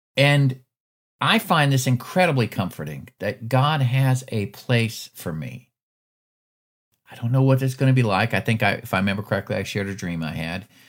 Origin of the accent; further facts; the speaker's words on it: Alaska, United States; moved away as an adult; now in Georgia, United States; I was born and raised in Alaska.